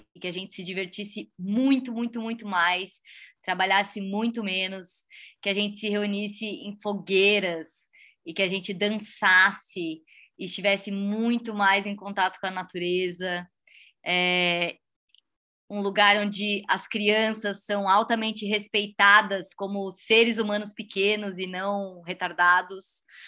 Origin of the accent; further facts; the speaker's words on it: Blumenau, Santa Catarina, Brazil; é a minha cidade natal